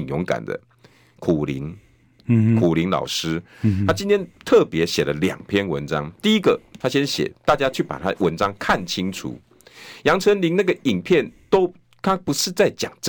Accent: Taiwan; 因为我们台湾人自信满满。

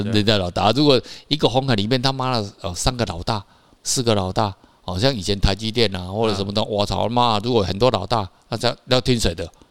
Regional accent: Taiwan; 跟一个台湾人住在一起

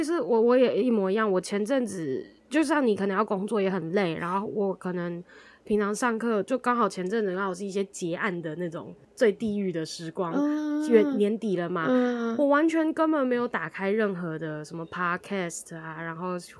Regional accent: Taichung, Taiwan; 啊，我是台中人。

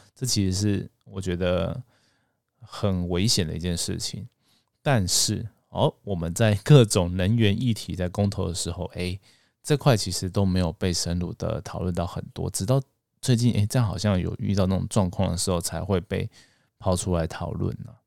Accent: Taiwan; 我们台湾人

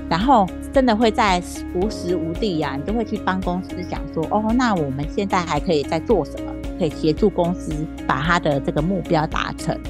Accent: Taiwan; 我们台湾人真的就是男女平等啊

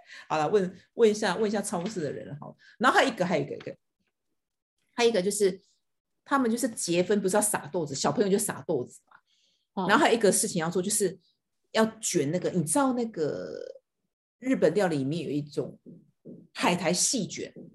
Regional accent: Taiwan; 我们是台湾人

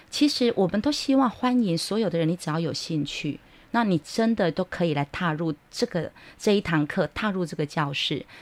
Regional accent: Hualien, Hualien County, Taiwan; 因为我自己在花莲长大，啊。我是在花莲长大的小孩，嗯哼。我小时候会讲那个阿美族语

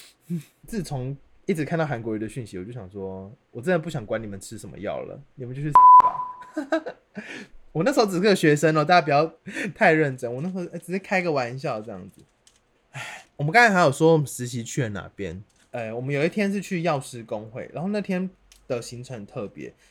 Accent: Kaohsiung, Taiwan; 我是高雄人

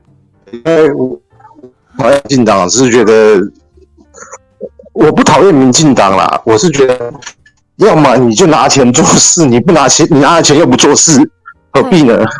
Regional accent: Taichung, Taiwan; moved away as an adult; also born or lived in United States; 我自己在台中，我住了，我在台中长大，我小学、国中在台中，嗯，然后念完去美国，然后再回来台中

